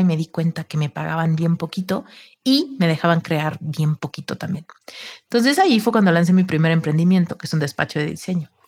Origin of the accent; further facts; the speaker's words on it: Mexico; Soy mexicana